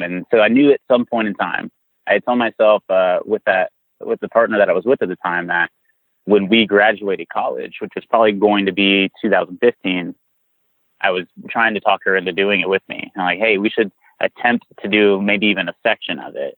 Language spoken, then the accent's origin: English; San Antonio, Texas, United States; I'm from South Texas, like San Antonio.